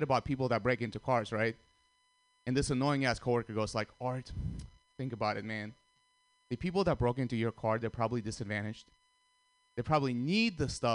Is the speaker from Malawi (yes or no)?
no; Russia; also born or lived in Armenia; now in United States; I was born in Armenia, grew up in Russia